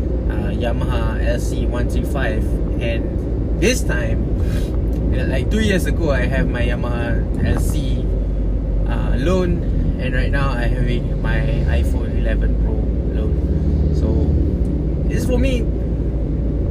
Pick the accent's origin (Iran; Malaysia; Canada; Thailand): Malaysia; Kulim, Kedah; moved away; I am at my hometown right now in Kulim